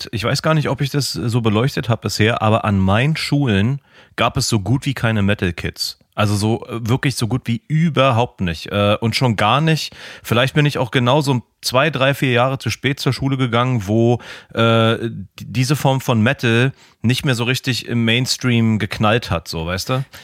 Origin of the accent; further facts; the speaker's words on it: Germany; wo ich das erste Mal auch schon so als, als Piefke irgendwie wo ich genau hingeguckt habe irgendwie.